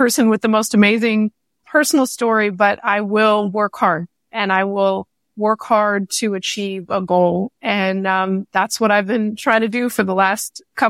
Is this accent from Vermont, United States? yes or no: no; Waco, Texas, United States; born there; I was born in Waco, Texas, moved around a lot as a child.